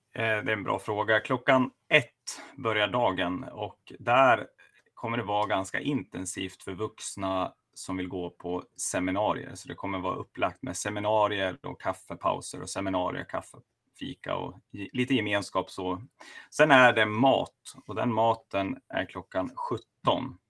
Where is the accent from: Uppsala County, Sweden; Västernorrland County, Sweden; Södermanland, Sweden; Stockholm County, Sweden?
Västernorrland County, Sweden; Sundsvall; also born or lived in Luleå; now in Sigtuna, Sweden; jag är från Sundsvall.